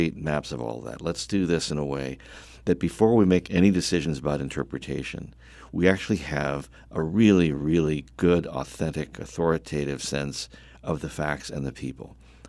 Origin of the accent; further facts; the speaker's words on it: Delaware, United States; born there; also born or lived in Chicago / Vermont; now in North Carolina, United States; Yes, I'm a North Carolinian in the way I was a Chicagoan, the way I was a Vermonter for a short time, and a Delawarean by birth.